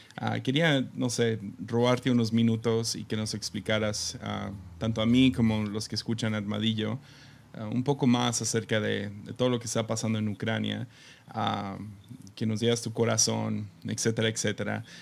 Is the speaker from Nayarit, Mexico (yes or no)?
yes; Tepic, Nayarit, Mexico; creciendo en Tepic